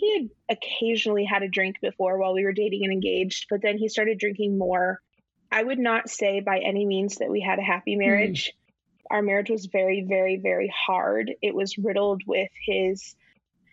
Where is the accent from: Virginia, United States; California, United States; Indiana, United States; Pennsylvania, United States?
Indiana, United States; we're from Indiana